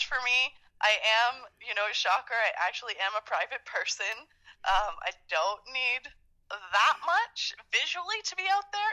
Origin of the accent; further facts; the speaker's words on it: Canada; I'm Canadian